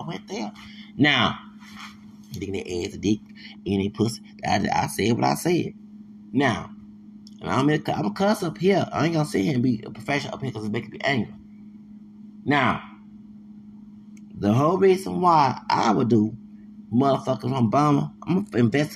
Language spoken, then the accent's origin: English; the South, United States; I'm from the South